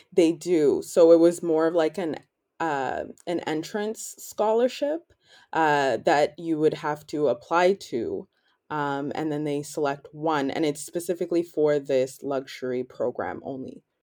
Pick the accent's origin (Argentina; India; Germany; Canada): Canada; Ottawa, Ontario; moved away as an adult; also born or lived in Toronto, Canada; now in Cergy, France; I'm from Ottawa, Canada, but I've actually spent the last six years in Toronto.